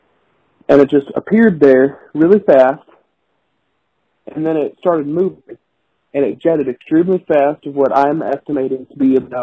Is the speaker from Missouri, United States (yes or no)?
yes; Missouri, United States; I'm from Missouri. I live on a farm out here